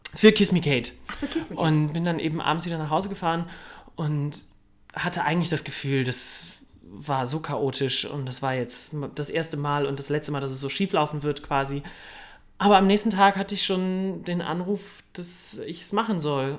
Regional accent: Cologne, North Rhine-Westphalia, Germany; moved away as an adult; also born or lived in Munich; Aufgewachsen bin ich im wunderschönen Kölle am Ring.

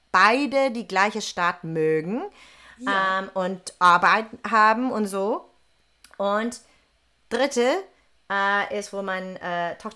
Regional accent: Texas, United States; German is a second language; moved away as an adult; also born or lived in New York / Möhringen; now in Germany; aus äh, Texas. Ne? Genau, genau. Ich habe kein Wort Deutsch gesprochen.

